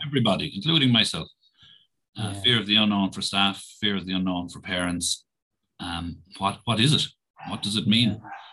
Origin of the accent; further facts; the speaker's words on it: Roscrea, Munster, Ireland; I'm from Roscrea, which is about 20 minutes drive away from here